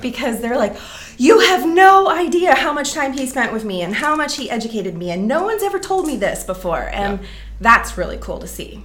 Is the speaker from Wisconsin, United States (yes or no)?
yes; Green Bay, Wisconsin, United States; moved away as an adult; also born or lived in Minneapolis, Minnesota / Milwaukee, Wisconsin; now in Seattle, United States; I'm from the Green Bay area in Wisconsin